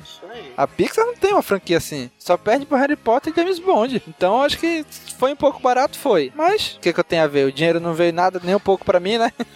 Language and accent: Portuguese; Manaus, Amazonas, Brazil; a gente é de Manaus, do Amazonas, e aqui é água pra todo canto que vocês possam imaginar